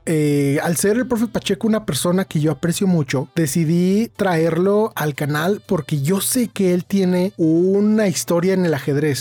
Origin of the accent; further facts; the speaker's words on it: Mexico; now in Irapuato, Mexico; yo soy de México